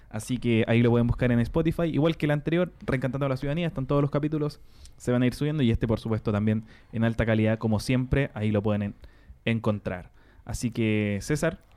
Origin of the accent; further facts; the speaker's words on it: Renca, Santiago Metropolitan Region, Chile; Porque somos de Renca.